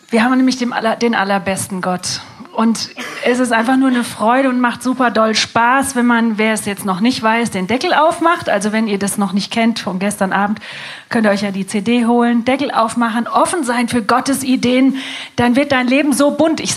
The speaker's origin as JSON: {"language": "German", "town": "Wiesbaden", "region": "Hesse", "country": "Germany", "said": "ähm, wir kommen aus Wiesbaden."}